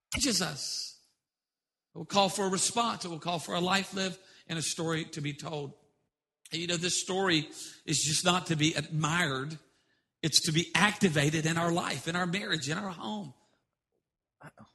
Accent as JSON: {"language": "English", "region": "South Louisiana", "country": "United States", "said": "I'm from South Louisiana, we are addicted to sodium"}